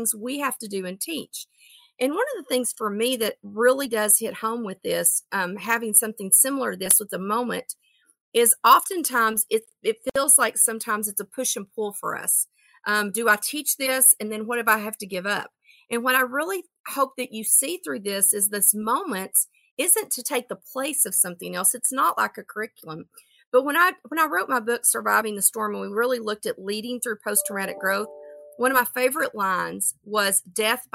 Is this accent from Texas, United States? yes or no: yes; Texas, United States; I'm from Texas